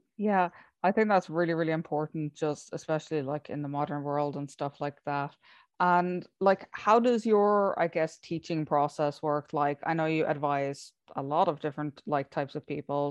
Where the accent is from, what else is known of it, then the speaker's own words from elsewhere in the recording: Ireland; I come from Ireland